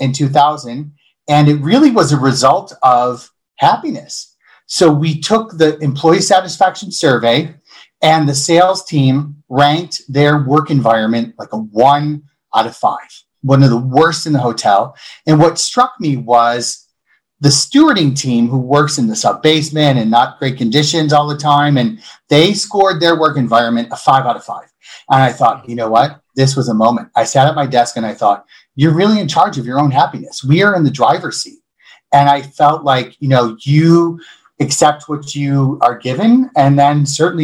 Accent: Buffalo, New York, United States; moved away as an adult; also born or lived in Boston; I grew up in Buffalo, moved to Boston after I graduated from college

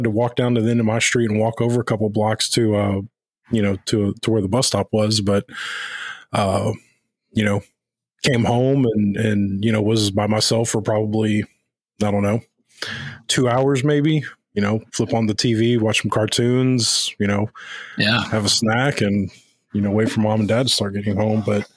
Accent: Houston, Texas, United States; I grew up in South Texas, you know, big metro area of Houston.

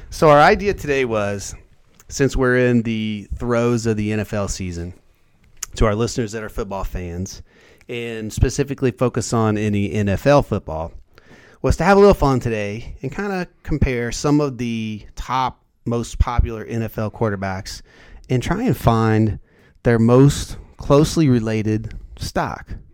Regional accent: Indiana, United States; I'm from Indiana

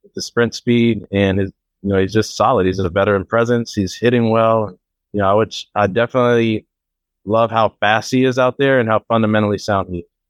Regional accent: Oakland, California, United States; my hometown in Oakland, old stomping grounds.

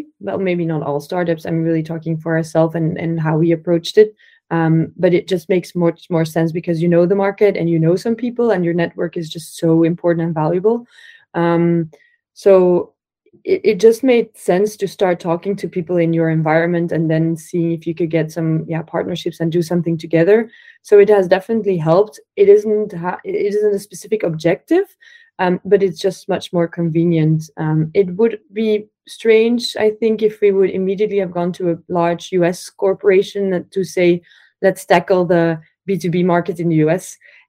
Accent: Belgium; English is a second language; We're also from Belgium, so it's more like a local thing as well.

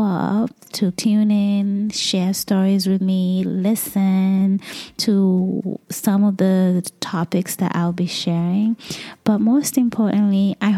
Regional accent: Kenya; now in United States; I am originally from Kenya, which is in East Africa

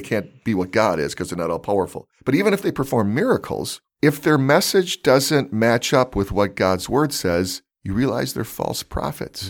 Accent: California, United States; I played baseball all growing up in California

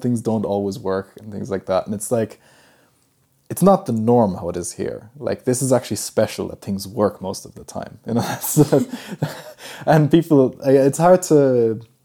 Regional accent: Germany; They were studying in, in my hometown, and uh, that's where I was born.

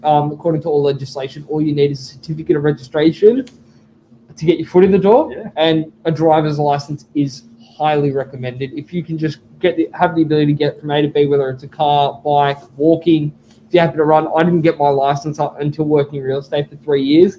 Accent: Sydney, New South Wales, Australia; So I grew up in Oaks Avenue in DY. I've known DY, I've known Curly, I've known Freshie kind of as my family moved through the suburbs, but all my life

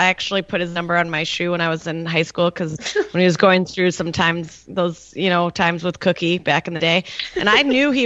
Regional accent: Minnesota, United States; I'm from Minnesota

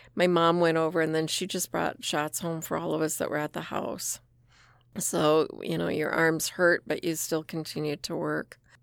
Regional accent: Rapid City, South Dakota, United States; I was born and raised in Rapid City.

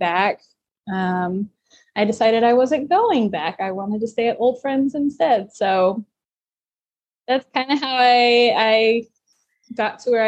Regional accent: Nashville, Tennessee, United States; also born or lived in Los Angeles, United States / Burbank, United States; I'm born and raised in Nashville, and then I moved to LA right after college for a couple years and moved back home

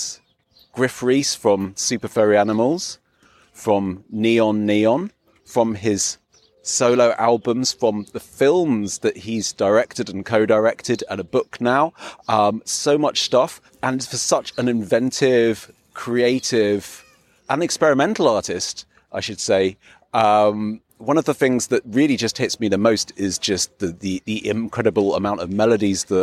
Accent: England, United Kingdom; I'm as English as a PG tip

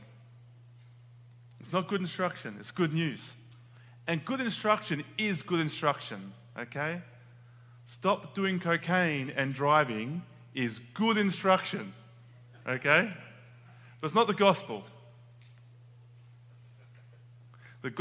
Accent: Australia; moved away as an adult; now in United States; I'm from Australia.

